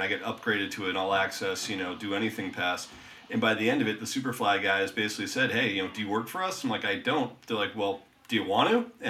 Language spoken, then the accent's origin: English; Westchester, New York, United States; now in Carlsbad, United States; I grew up in Westchester, so for me, the Cap Theater is my hometown venue.